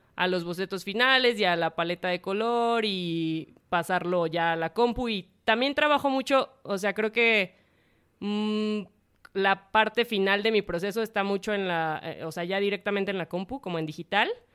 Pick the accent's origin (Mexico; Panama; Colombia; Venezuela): Mexico